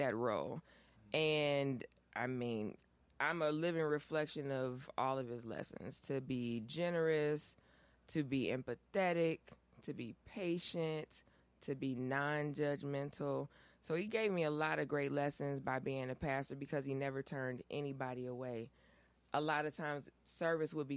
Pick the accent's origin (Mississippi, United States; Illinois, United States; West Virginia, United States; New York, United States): Illinois, United States; Aurora; I'm from Aurora. My grandfather was a pastor here in Aurora for over 70 years